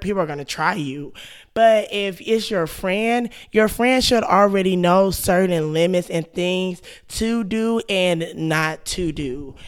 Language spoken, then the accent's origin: English; Texas, United States; I'm from Texas